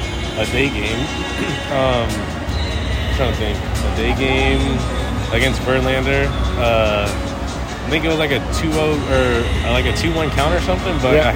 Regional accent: Benicia, California, United States; in Benicia in my hometown.

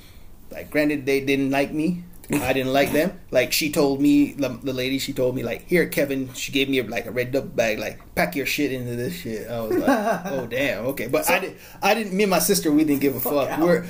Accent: Jamaica; also born or lived in Florida; now in California, United States; We grew up in Jamaica

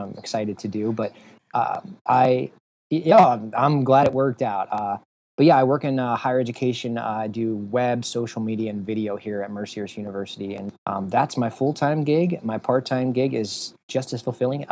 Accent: Sharon, Pennsylvania, United States; moved away as an adult; now in Erie, United States; I'm originally from a little bit south of here, about an hour and a half south in Sharon, Pennsylvania, which is kind of near Pittsburgh

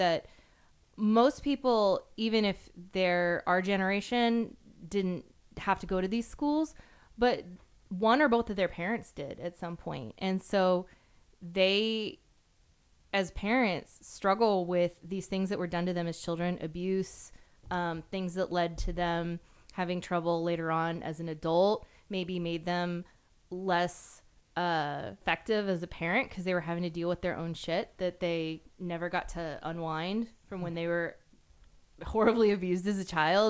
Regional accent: United States; as an American

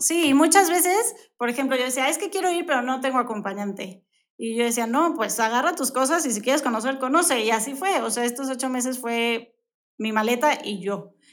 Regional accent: Mexico City, Mexico; also born or lived in Brazil; now in Querétaro, Mexico; Yo soy de, la Ciudad de México, pero llevo tantos años, 24 años más o menos aquí en Querétaro, entonces ya me declaro de queretana

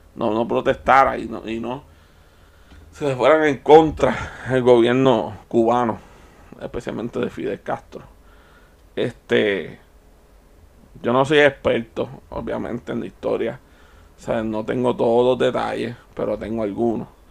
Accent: Puerto Rico; Yo nací aquí, en Puerto Rico

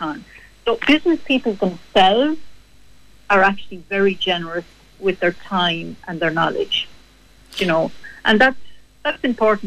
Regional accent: Kilkenny, Leinster, Ireland; I was from Kilkenny

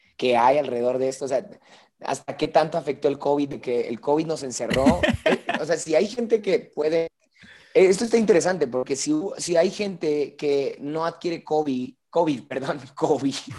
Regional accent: Mexico

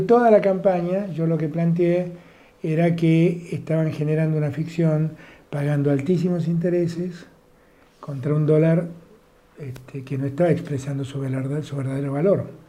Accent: Buenos Aires, Argentina; soy muy porteño y quiero mi ciudad

